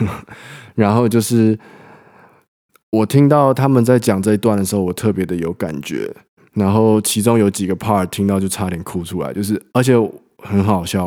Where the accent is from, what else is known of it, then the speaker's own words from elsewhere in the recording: Taipei, Taiwan; moved away as an adult; now in France; 我本身就是台北长大的人